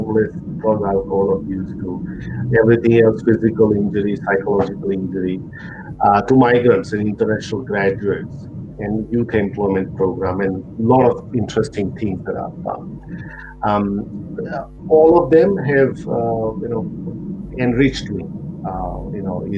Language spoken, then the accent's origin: English; Gujarat, India; moved away as an adult; now in Australia; being a Gujju, forget about Indian, I think Gujju